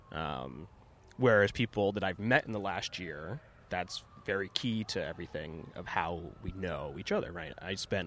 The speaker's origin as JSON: {"language": "English", "town": "Castro Valley", "region": "California", "country": "United States", "tie": "born or raised there", "moved": "as an adult", "lives_now": "New York, United States", "said": "I grew up in Castro Valley, California, which is in the East Bay, maybe 45 minutes from San Francisco"}